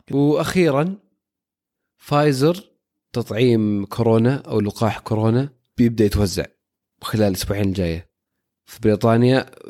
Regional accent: Saudi Arabia; عندنا في السعوديه

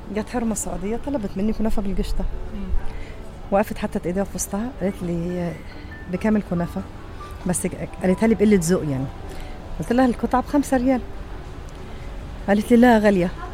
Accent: Egypt; now in Saudi Arabia; انا مصريه

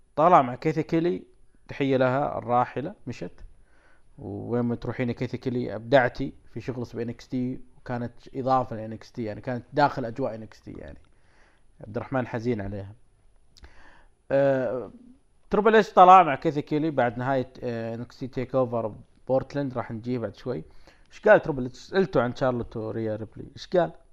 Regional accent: Saudi Arabia; عندنا في السعوديه

